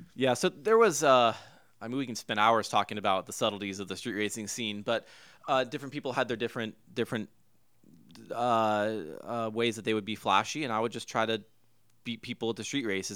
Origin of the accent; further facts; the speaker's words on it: Huntington Beach, California, United States; I grew up in Huntington Beach, California